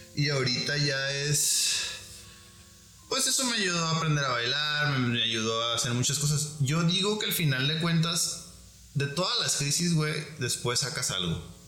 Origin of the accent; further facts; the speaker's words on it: Guadalajara, Jalisco, Mexico; soy, de Olatos